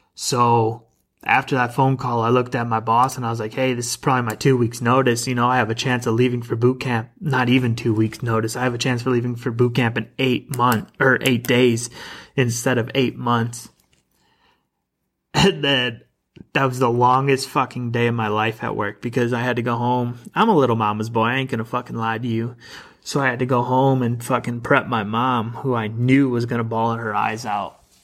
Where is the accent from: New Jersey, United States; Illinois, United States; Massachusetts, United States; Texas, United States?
Illinois, United States; moved away as an adult; also born or lived in Southern California; now in Arizona, United States; I'm originally from Illinois